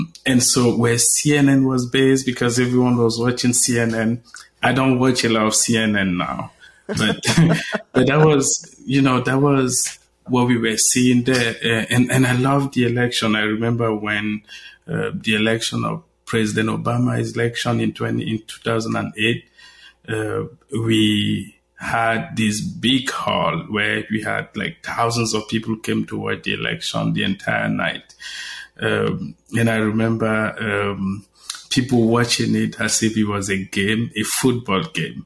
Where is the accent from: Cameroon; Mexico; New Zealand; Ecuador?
Cameroon; moved away as an adult; also born or lived in Nigeria; now in United States; I was born in Cameroon, but I spent a lot of time in Nigeria. So born in Cameroon, traveled to Nigeria to study